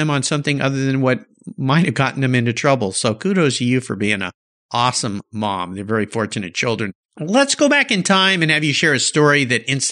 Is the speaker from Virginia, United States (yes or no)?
no; Southern California, United States; we grew up in Southern California